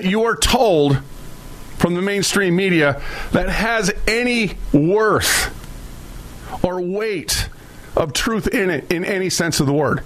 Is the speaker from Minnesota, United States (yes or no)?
yes; Minneapolis, Minnesota, United States; I'm from North Minneapolis, I came from the hood